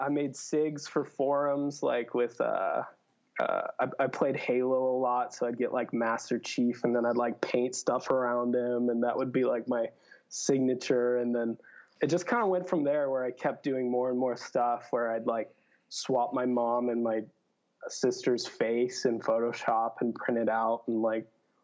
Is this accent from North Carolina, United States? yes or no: no; Coeur d'Alene, Idaho, United States; I'm from Coeur d'Alene, Idaho, which I absolutely love Northern Idaho